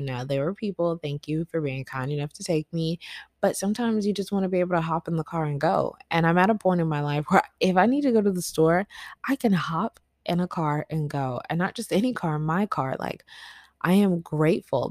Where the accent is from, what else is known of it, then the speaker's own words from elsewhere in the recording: the South, United States; growing up in the South